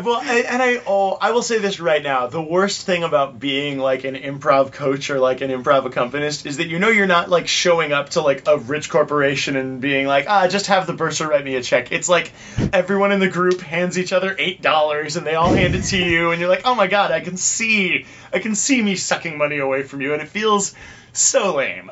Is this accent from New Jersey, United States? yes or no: no; Orange County, California, United States; moved away as an adult; now in Los Angeles, United States